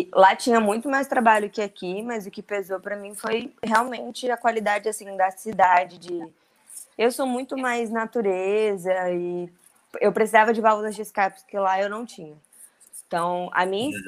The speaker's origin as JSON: {"language": "Portuguese", "town": "Brasília", "region": "Federal District", "country": "Brazil", "also_born_or_lived": "São Paulo", "moved": "yes", "lives_now": "Rio de Janeiro, Brazil", "said": "eu, apesar de eu morar em São Paulo, eu sou brasiliense. Na época eu morava em São Paulo."}